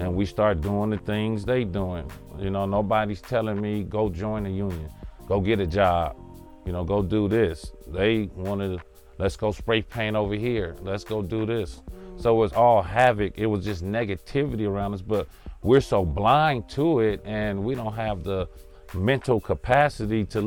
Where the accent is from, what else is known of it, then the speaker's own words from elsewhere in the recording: Los Angeles, California, United States; I grew up in Englewood on the west side, in the bottom, 104th Street in Crenshaw